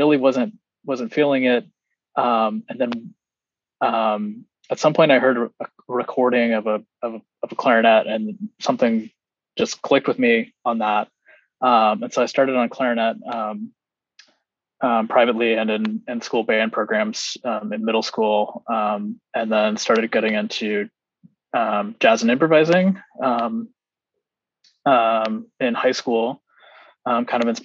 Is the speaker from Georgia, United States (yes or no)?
no; South Carolina, United States; moved away; also born or lived in Boston / Chicago; I grew up in South Carolina